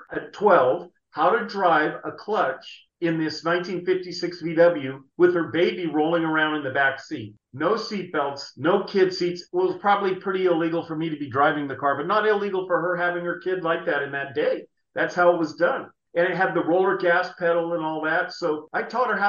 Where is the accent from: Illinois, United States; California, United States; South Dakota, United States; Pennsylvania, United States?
California, United States; San Jose; I was born and raised in San Jose